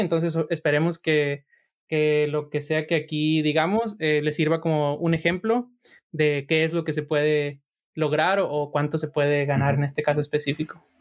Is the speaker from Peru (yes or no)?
no; Sinaloa, Mexico; yo soy de Sinaloa